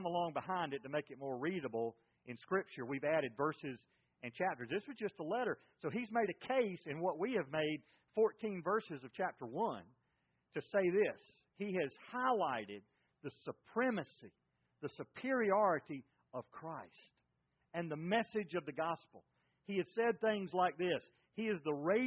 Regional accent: Macon, Georgia, United States; I grew up in Macon, Georgia

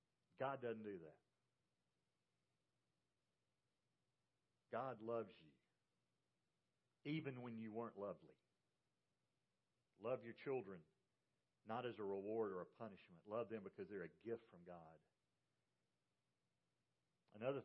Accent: Macon, Georgia, United States; I was raised in Macon, Georgia.

